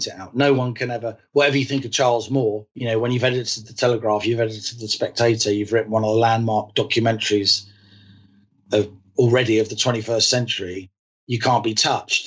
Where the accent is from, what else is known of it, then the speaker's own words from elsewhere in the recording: London, United Kingdom; I'm an Irish Catholic who grew up during the Troubles, both in London, but also spending a lot of my school holidays in the Republic of Ireland, where in Mayo, where my father is from